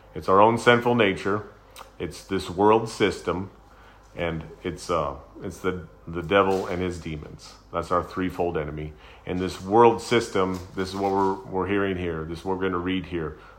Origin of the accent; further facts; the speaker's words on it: United States; I'm a Christian. I'm an American.